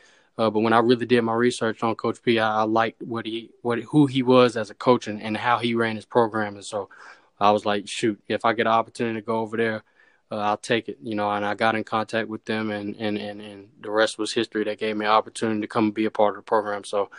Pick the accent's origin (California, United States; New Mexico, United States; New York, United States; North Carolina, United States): North Carolina, United States; Charlotte; For me, it's North Carolina is a basketball state. So for me, a lot of emphasis was on basketball when I was younger, just with Duke and North Carolina.